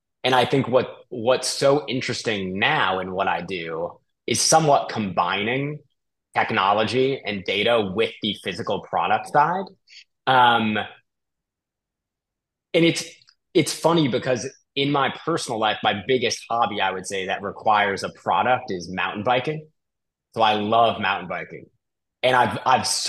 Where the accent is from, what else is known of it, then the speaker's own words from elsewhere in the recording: Bay Area, just north of San Francisco, California, United States; I'm originally from California, the Bay Area, just north of San Francisco